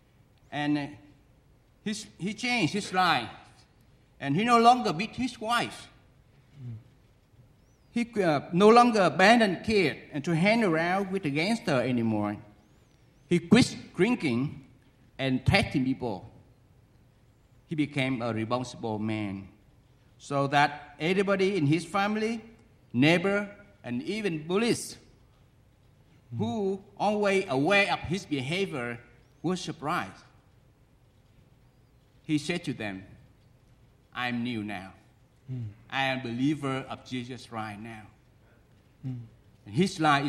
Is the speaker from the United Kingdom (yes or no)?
no; Vietnam; moved away; also born or lived in United States; I went back to my home country, it's Vietnam